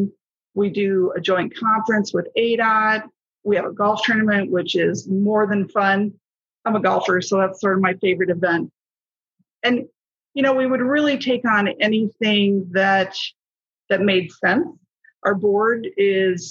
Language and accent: English; Iowa, United States; now in Arizona, United States; I'm originally from Iowa and I moved to Arizona in 1983, 84-ish